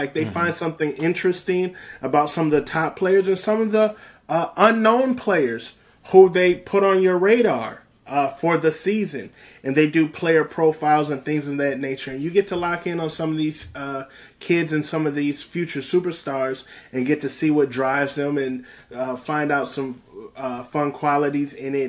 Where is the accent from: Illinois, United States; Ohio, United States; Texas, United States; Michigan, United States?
Michigan, United States; moved away; I'm from the Midwest originally. I'm from Michigan.